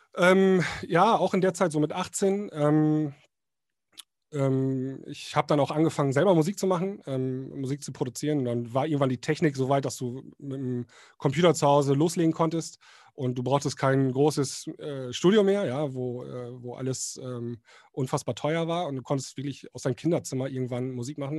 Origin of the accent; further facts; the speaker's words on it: Northern Germany, Germany; bei uns im Norden